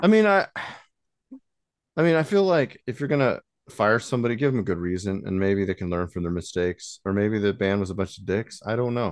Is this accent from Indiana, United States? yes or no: yes; South Bend, Indiana, United States; we're from South Bend